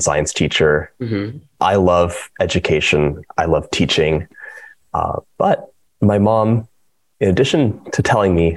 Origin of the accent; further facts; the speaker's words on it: Los Angeles, California, United States; moved away; also born or lived in East Coast, United States; I'm from Los Angeles, and we moved to the East Coast.